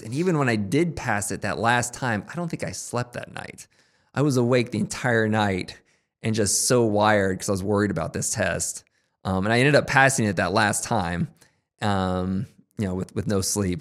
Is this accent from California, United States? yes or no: no; Topeka, Kansas, United States; moved away as an adult; also born or lived in Chicago; now in Kansas City, United States; I'm from Topeka originally